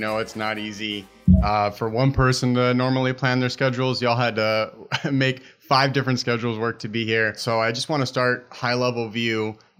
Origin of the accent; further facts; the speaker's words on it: Chicago, Illinois, United States; Growing up in Humboldt Park